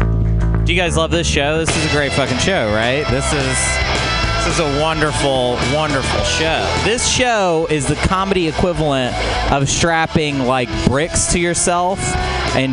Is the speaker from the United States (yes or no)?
yes; Portland, United States; I'm from Portland. I didn't even say that. I'm from Portland.